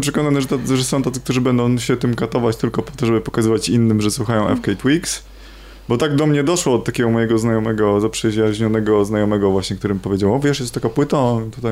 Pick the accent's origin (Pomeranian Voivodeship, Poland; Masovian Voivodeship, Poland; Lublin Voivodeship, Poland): Pomeranian Voivodeship, Poland; Trąbki Wielkie; ja pochodzę z trąbek wielkich